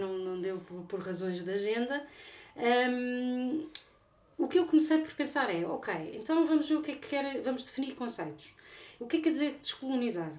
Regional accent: Portugal; eu sou portuguesa.

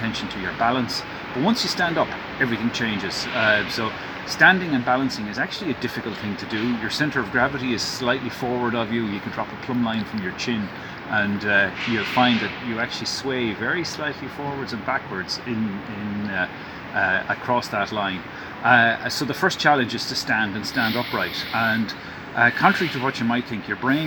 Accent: Dublin, Leinster, Ireland; my hometown of Dublin

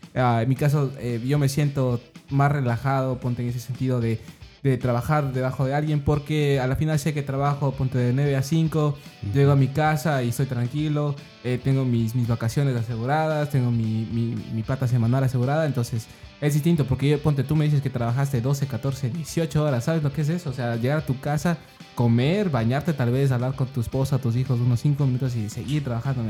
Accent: Ecuador; now in United States; yo crecí en Ecuador

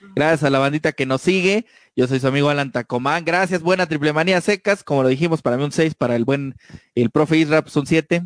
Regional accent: Mexico; somos mexicanos, es nuestro lenguaje, así hablamos muchos

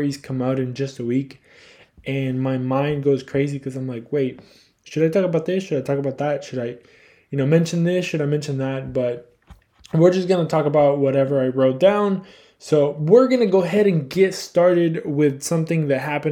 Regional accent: Houston, Texas, United States; being a Houstonian, you know, obviously we are from Houston here at Cuatro Cuatro Dos

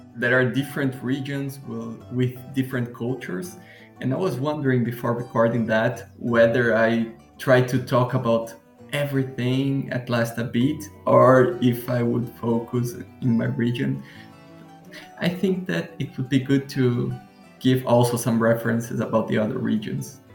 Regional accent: Curitiba, Paraná, Brazil; now in Florianópolis, Brazil; I was born in Curitiba, which is a city in the southern part of Brazil.

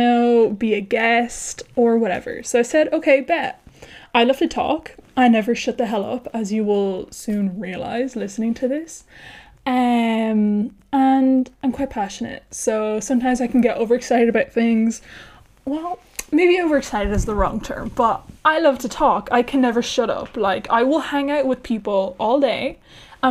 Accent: Ireland; accent: Irish; moved away as an adult; now in Spain; I am Irish, thus my weird accent

